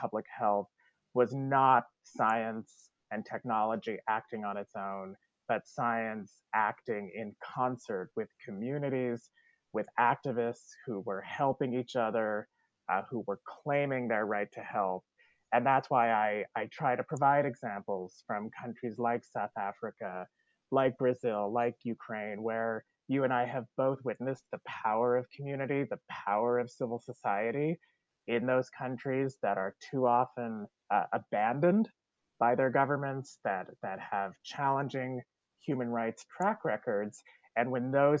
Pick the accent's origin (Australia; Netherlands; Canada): Canada; now in United States; as a Canadian who is an immigrant to the United States